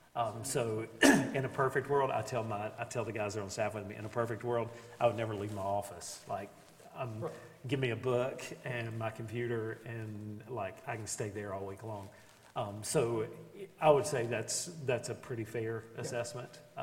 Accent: Beckley, West Virginia, United States; moved away as an adult; also born or lived in Ashland, Kentucky / Lincolnton, North Carolina; now in Buffalo, United States; I'm originally from Beckley, West Virginia

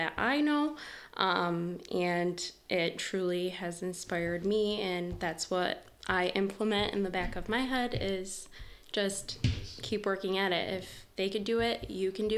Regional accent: Detroit, Michigan, United States; I was born and raised in Detroit, Michigan, by two immigrants, and they relocated here from Romania

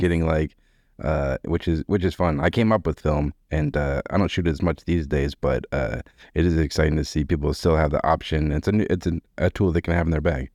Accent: Boston, Massachusetts, United States; born or raised there

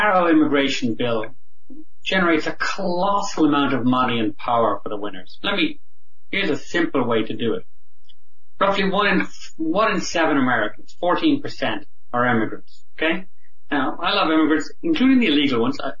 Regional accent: Ireland; now in United States; I'm an Irish immigrant

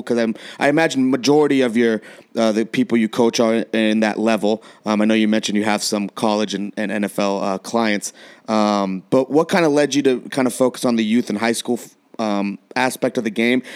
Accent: San Diego, California, United States; now in Colorado, United States; I was born in San Diego

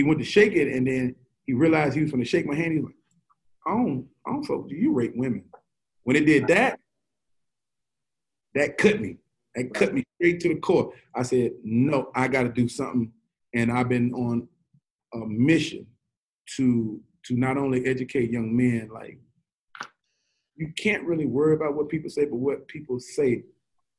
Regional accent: Shreveport, Louisiana, United States; born or raised there

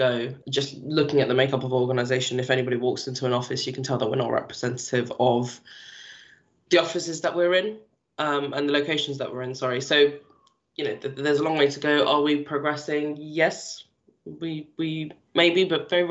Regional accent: London, United Kingdom; also born or lived in Toronto; I'm from London, and yes, we're multicultural

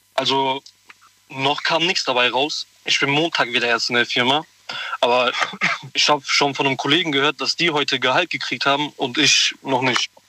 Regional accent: Koblenz, Rhineland-Palatinate, Germany; ich komme aus Koblenz.

